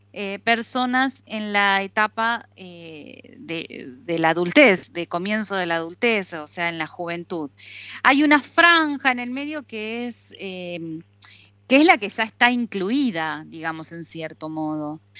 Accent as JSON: {"language": "Spanish", "country": "Argentina", "moved": "yes", "lives_now": "Istanbul, Turkey"}